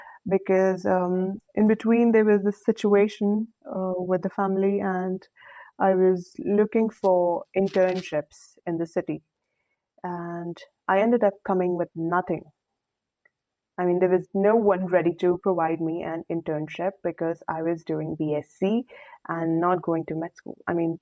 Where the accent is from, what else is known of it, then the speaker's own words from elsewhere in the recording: Saudi Arabia; now in India; when I moved from Saudi Arabia to India, it was definitely a very, very new experience because life in India is very, very fast-paced, you know.